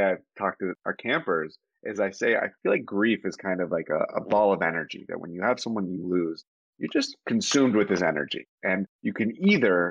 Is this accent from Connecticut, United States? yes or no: no; Pittsburgh, Pennsylvania, United States; moved away as an adult; also born or lived in Atlanta / New York; Grew up in Pittsburgh, PA